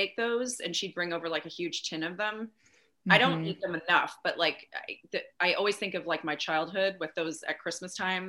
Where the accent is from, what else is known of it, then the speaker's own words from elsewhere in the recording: Canada; I'm Canadian, you know, I can always go to Canada if I want